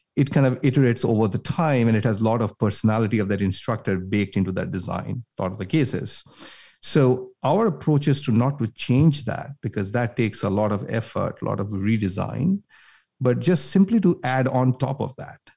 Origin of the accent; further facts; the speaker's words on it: India; moved away as an adult; now in United States; I grew up in India, came all the way from, you know, grew up in India, did my schooling there, came to the U S